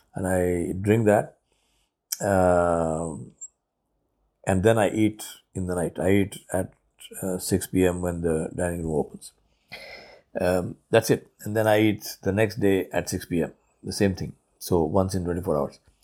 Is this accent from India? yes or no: yes; India; first language Urdu; English is a second language; moved away as an adult; also born or lived in Guyana; I'm from India.